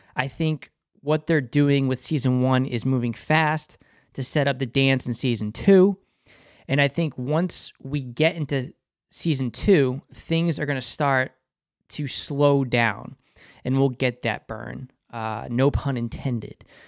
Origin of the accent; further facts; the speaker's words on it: Boston, Massachusetts, United States; accent: Boston; my Boston accent slipping